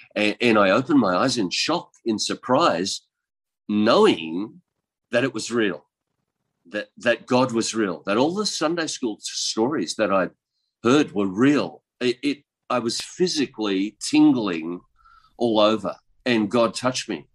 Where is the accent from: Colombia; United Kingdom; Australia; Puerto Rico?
Australia; east coast of Australia; I'm from Australia, and um, I was born in the country in uh, the on the east coast of Australia